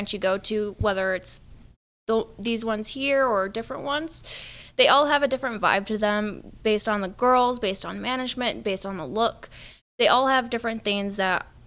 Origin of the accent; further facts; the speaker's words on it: Michigan, United States; moved away as an adult; now in Nevada, United States; I'm from Michigan